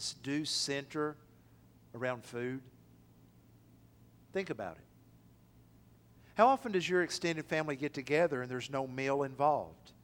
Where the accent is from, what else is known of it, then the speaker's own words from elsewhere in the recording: Athens, United States; moved away; It's a 2.5-hour drive from here to my hometown of Athens